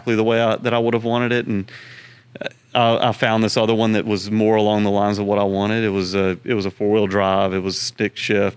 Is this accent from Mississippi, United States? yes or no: yes; Pass Christian, Mississippi, United States; now in Baton Rouge, United States; We grew up in Pascrucian, Mississippi on the Gulf Coast